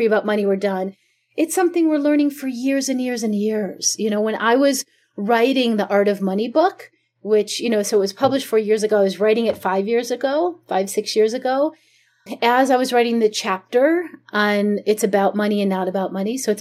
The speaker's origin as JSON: {"language": "English", "town": "Chicago", "region": "Illinois", "country": "United States", "tie": "born or raised there", "also_born_or_lived": "Jerusalem", "moved": "yes", "said": "where I grew up in Chicago in the suburbs"}